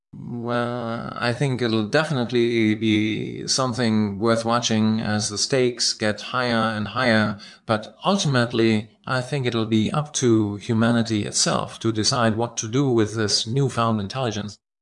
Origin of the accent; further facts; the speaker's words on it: Austria; I'm from Austria